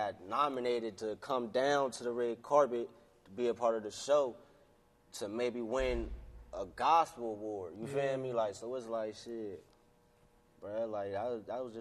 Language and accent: English; Warren, Ohio, United States; also born or lived in Pennsylvania; I was born in Ohio, Warren, on the east side